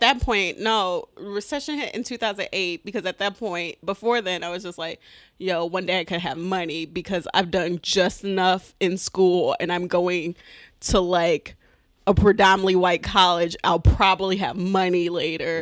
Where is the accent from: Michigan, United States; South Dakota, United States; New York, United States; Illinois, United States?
Michigan, United States; Detroit; I'm from Detroit, but I say I'm from Southfield